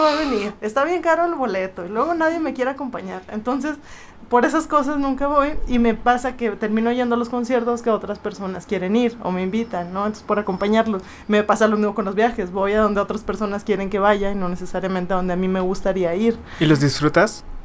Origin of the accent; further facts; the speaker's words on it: Monterrey, Nuevo León, Mexico; moved away as an adult; also born or lived in Monclova; now in Mexico City, Mexico; Soy de Monterrey, viví en Monclova dos años y llevo seis años y medio en la Ciudad de México